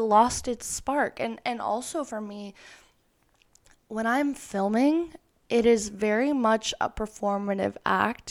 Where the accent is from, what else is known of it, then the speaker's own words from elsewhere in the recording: Florida, United States; moved away as an adult; now in Los Angeles, United States; I moved from Florida to L A when I was eighteen years old. The first family member to move out of state.